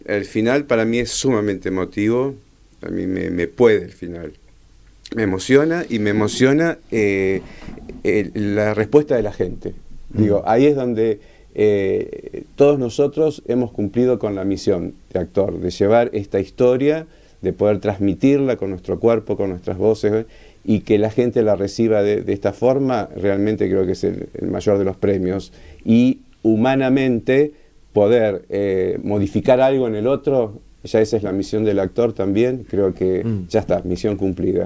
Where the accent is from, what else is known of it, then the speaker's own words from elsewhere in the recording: Buenos Aires Province, Argentina; yo soy de Gran Buenos Aires